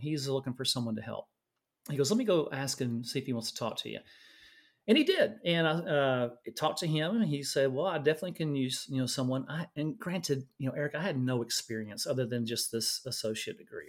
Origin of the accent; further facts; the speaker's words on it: Louisiana, United States; moved away as an adult; now in Austin, United States; I was born and raised in Louisiana, uh, went to nursing school in Louisiana